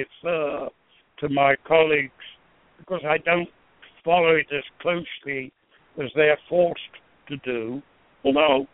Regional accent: England, United Kingdom; moved away; the way I was brought up in England

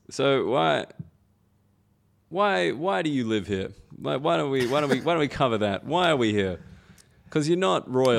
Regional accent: Australia; moved away as an adult; now in United Kingdom; as an Australian person come to the U K

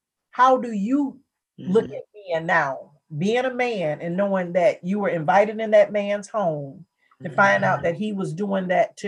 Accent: Hammond, Louisiana, United States; I was raised in Louisiana.

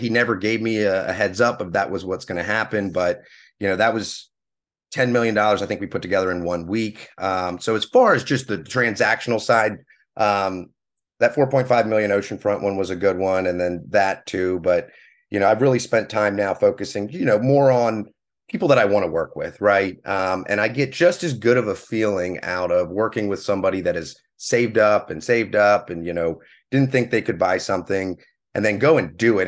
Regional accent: Pennsylvania, United States; moved away as an adult; also born or lived in Clemson, South Carolina; now in Hilton Head Island, United States; I'm actually originally from Pennsylvania. I grew up up there, graduated high school

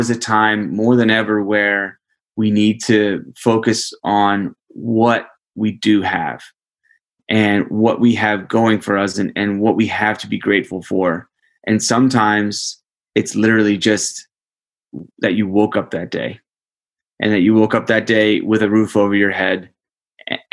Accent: United States; the duty that comes with being an American

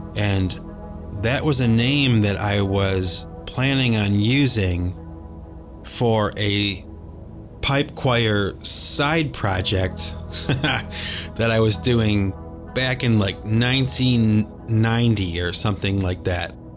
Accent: Cleveland, Ohio, United States; We grew up in Cleveland, Ohio

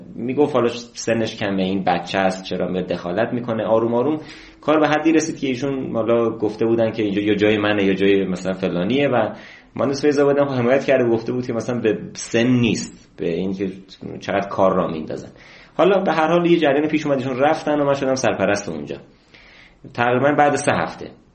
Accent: Ilam Province, Iran; moved away as an adult; من تو ایلام به دنیا اومدم یکی از روستاهای دور افتاده ایلام

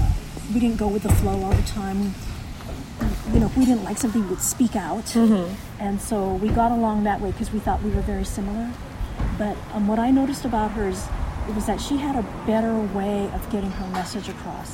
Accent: Kailua, Hawaii, United States; now in California, United States; I grew up in Hawaii, and then I moved here to California, and I've been here ever since.

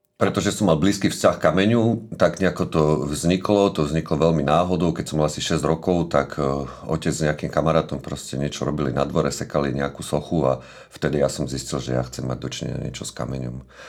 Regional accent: Bratislava, Bratislava Region, Slovakia; narodil som sa v Devine, pri Bratislave.

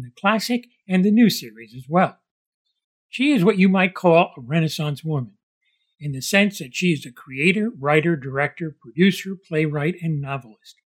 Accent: Cuba; moved away; a former immigrant from Cuba

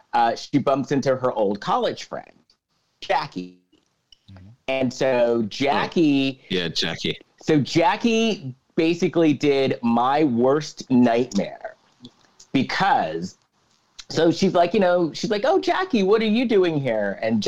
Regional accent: Philippines; I'm trying to bring out more food from my culture. I'm Filipino.

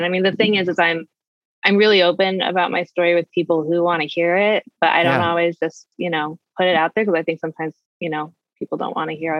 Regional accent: Bosnia & Herzegovina; also born or lived in Croatia; now in United States; I'm originally from the East Coast. But I grew up in former Yugoslavia and Bosnia and Croatia. My parents were missionaries.

